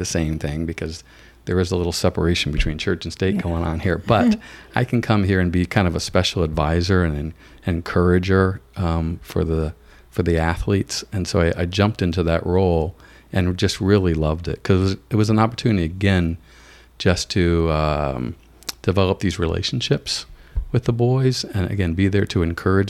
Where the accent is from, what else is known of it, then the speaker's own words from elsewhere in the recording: Midwest, United States; where I grew up in the Midwest.